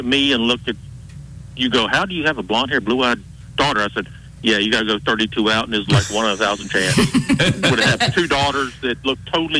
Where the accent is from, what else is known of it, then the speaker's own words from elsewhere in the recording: Alabama, United States; I grew up in Alabama